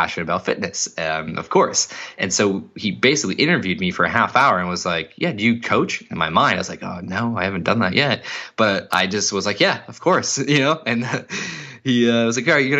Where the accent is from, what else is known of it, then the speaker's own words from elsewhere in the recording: Cape Cod, Massachusetts, United States; where I grew up in Cape Cod